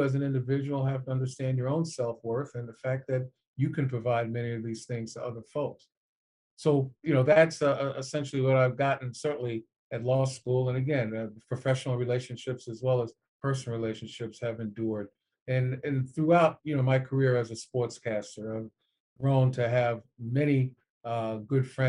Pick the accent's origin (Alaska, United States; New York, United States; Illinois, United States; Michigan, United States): New York, United States; New York City; growing up in New York City, I was a television child